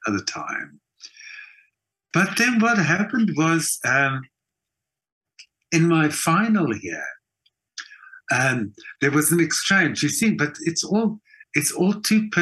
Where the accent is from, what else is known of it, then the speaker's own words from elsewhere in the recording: Johannesburg, Gauteng, South Africa; also born or lived in Europe; I was born and raised in Johannesburg